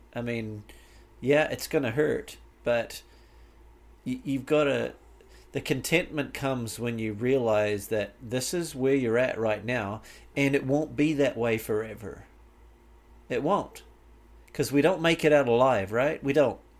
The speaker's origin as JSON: {"language": "English", "region": "Canterbury", "country": "New Zealand", "tie": "born or raised there", "moved": "as an adult", "lives_now": "United States", "said": "my life growing up in New Zealand, it was it was fantastic"}